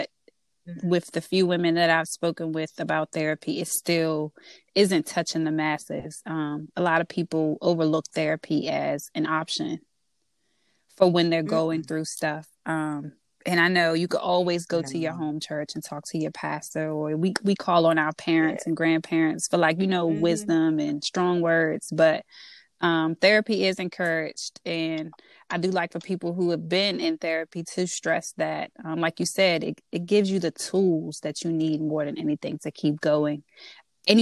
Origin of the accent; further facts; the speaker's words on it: DMV, United States; accent: DMV; my DMV accent, which I get all the time